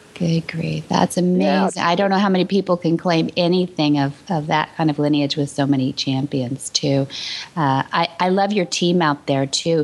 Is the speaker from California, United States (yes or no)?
yes; San Luis Obispo, California, United States; we lived not too far from each other when I was born in San Luis Obispo